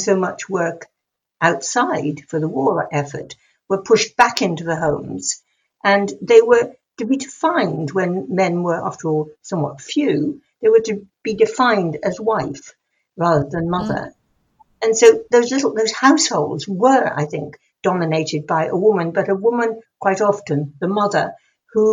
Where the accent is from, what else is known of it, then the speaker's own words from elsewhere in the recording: England, United Kingdom; being English